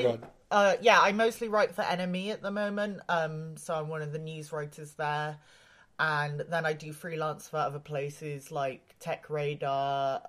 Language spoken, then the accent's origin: English; Wales, United Kingdom; moved away as an adult; also born or lived in Japan; I'm originally from Wales, but I spent almost my whole adult life in Japan, actually.